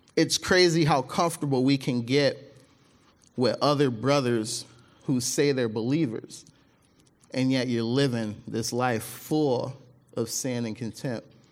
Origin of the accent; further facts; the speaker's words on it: Mississippi, United States; now in Michigan, United States; my family, we're from, uh, we're from Mississippi. That's where I was born